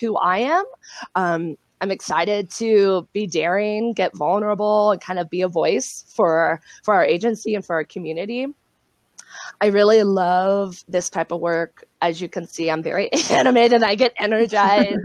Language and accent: English; South Lake Tahoe, California, United States; I'm from Lake Tahoe